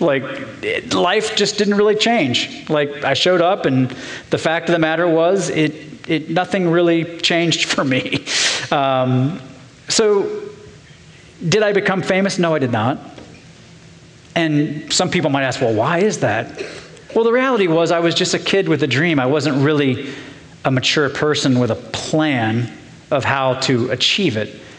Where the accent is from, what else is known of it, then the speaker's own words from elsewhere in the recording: Portsmouth, Ohio, United States; I grew up in Portsmouth, Ohio, down in southern Ohio